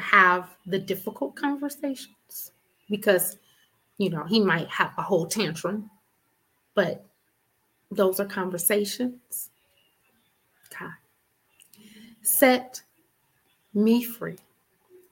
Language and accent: English; Richmond, Virginia, United States; I'm from Richmond